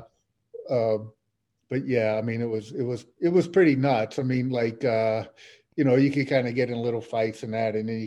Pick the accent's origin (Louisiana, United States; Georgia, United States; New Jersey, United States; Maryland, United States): Louisiana, United States; New Orleans; I grew up in Algiers, which is a section of New Orleans.